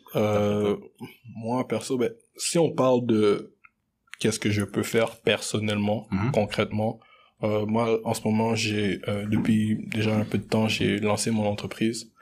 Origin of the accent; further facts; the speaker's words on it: Montreal, Quebec, Canada; also born or lived in Congo (DR Congo); j'ai grandi vraiment entouré euh, d'haïtiens dans ma vie. Tu sais, j'ai grandi à Anjou, j'ai grandi à, RDP